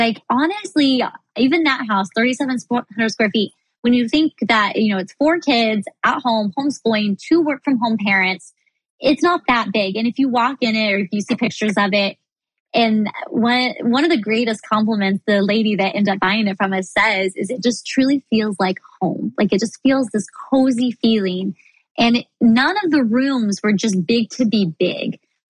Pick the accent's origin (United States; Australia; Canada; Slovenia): United States; Midwest; But, you know, I grew up in the Midwest. My family were farmers, you know, in years past.